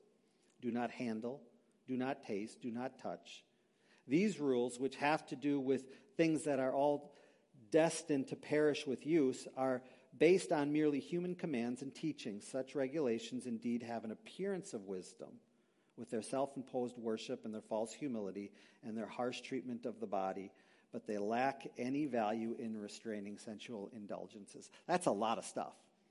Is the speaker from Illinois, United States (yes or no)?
no; Green Bay, Wisconsin, United States; moved away as an adult; also born or lived in Milwaukee; Christine and I grew up in Green Bay, so we're not too far away from our homeland